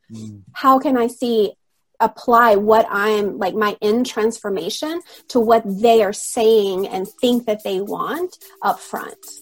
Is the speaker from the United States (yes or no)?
yes; Alabama, United States; moved away as an adult; now in Rome, Italy; I'm originally from Alabama in the States